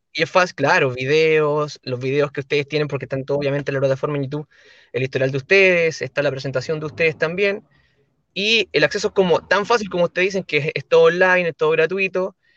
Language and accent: Spanish; La Ligua, Valparaíso, Chile; yo soy de la comuna de La Ligua, que es en la quinta región